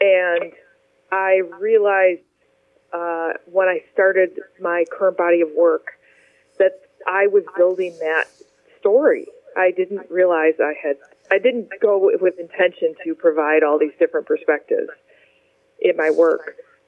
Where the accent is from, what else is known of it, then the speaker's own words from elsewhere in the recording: Livonia, Michigan, United States; also born or lived in Detroit; Well, I was born in Detroit, and I grew up just outside Detroit in Livonia, Michigan, primarily.